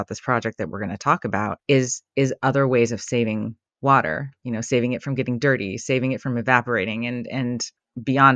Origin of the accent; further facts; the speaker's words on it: California, United States; I grew up during a period of a long drought in California